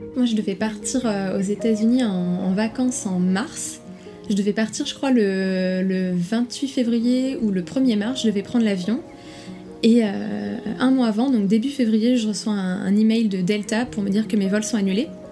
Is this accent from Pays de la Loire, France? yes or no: yes; Nantes, Pays de la Loire, France; moved away as an adult; now in Shanghai, China; je suis nantaise